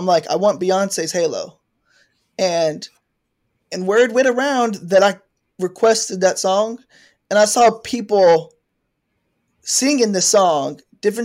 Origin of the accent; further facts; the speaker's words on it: Texas, United States; as a Texan